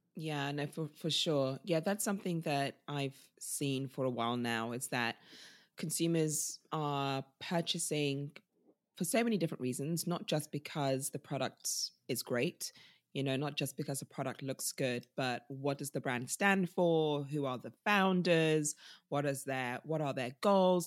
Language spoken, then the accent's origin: English; United Kingdom; also born or lived in Nigeria; us as British people